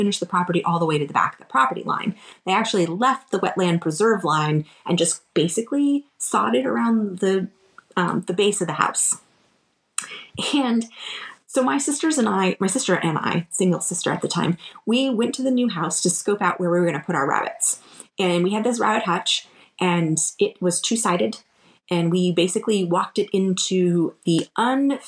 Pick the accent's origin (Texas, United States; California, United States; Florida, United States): Florida, United States; we grew up in Florida